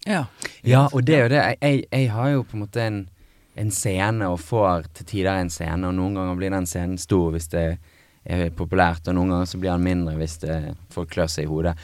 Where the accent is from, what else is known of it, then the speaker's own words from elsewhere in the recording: Bergen, Vestland, Norway; moved away as an adult; also born or lived in Los Angeles; Og så var jeg hjemme i Bergen hos min mor